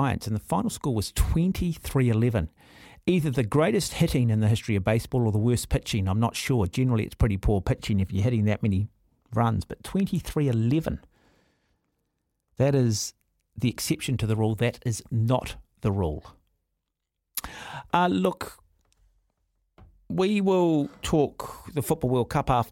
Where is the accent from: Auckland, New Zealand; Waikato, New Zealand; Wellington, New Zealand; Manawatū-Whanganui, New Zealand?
Auckland, New Zealand; my family home when we grew up in Mount Albert